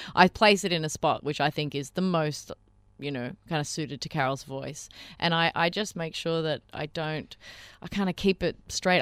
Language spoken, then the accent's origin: English; Melbourne, Victoria, Australia; Melbourne's my hometown